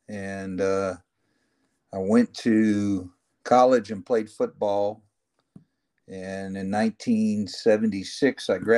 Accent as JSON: {"language": "English", "region": "Florida", "country": "United States", "tie": "born there", "also_born_or_lived": "Dallas", "said": "I was born in Florida and down the Everglades"}